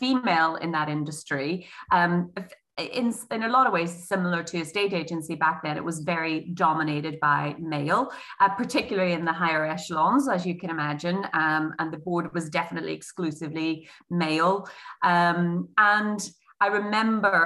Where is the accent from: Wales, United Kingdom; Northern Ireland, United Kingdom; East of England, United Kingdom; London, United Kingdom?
Northern Ireland, United Kingdom; Derry; moved away as an adult; now in England; So I'm originally, in case you haven't worked it out from my accent, I'm an OG Derry, and at 24, I moved to England.